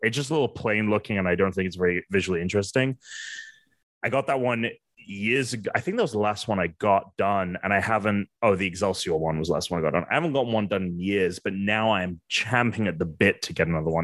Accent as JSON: {"language": "English", "region": "England", "country": "United Kingdom", "moved": "yes", "said": "I'm from England."}